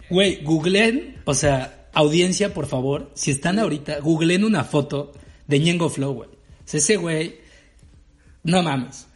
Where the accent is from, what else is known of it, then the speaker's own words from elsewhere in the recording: Veracruz, Mexico; moved away; also born or lived in Guadalajara; yo venía de Guadalajara, güey. Yo llegué de Guadalajara a Veracruz